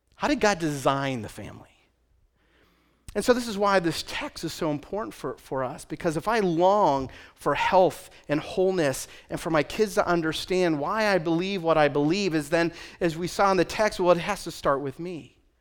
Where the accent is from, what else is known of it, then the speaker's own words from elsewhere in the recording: Western Pennsylvania, United States; moved away as an adult; also born or lived in Nyack, New York / New England; I am from Western Pennsylvania